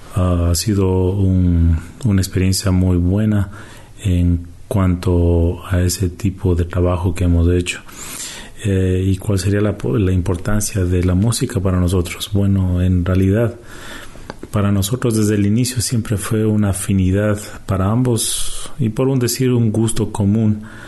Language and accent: Spanish; Quito, Pichincha, Ecuador; also born or lived in Canada; now in Toronto, Canada; nacimos en Canadá, pero nos criamos en Quito, Ecuador.